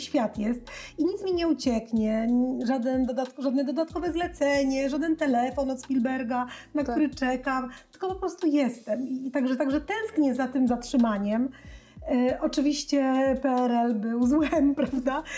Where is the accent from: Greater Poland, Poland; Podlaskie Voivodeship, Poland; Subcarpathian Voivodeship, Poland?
Podlaskie Voivodeship, Poland; Białystok; ja pochodzę z, z Białego Stoku, pod Białym Stokiem, e, w Wasilkowie